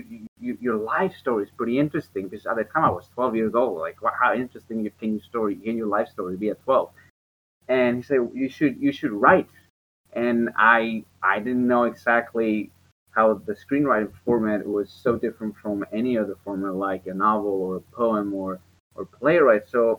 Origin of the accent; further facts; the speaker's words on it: Mexico; And, you know, I grew up in Mexico and in an area that it was not particularly safe.